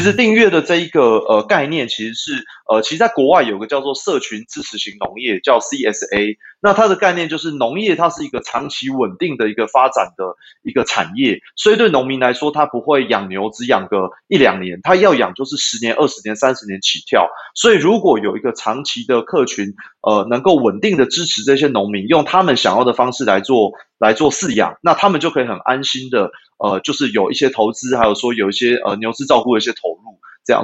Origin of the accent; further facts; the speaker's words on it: Taipei, Taiwan; moved away as an adult; now in Yunlin, Taiwan; 原本我是台北人啦，对，那后来我就把，呃，户籍搬到云林